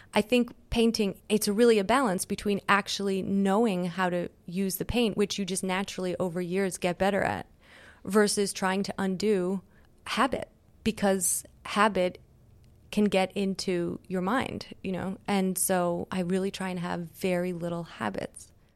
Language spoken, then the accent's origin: English; Montreal, Quebec, Canada; moved away; I grew up in Canada